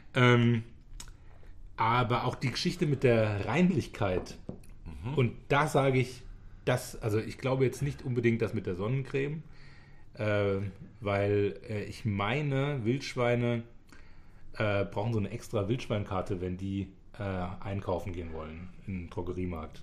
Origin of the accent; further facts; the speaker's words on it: Rhineland-Palatinate, Germany; bei uns in der Pfalz